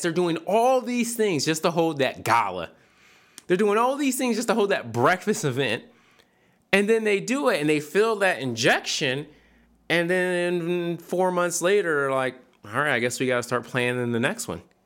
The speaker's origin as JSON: {"language": "English", "town": "Philadelphia", "region": "Pennsylvania", "country": "United States", "tie": "born or raised there", "moved": "yes", "said": "I grew up in the fifth large, the, at the time, the fifth largest city in America."}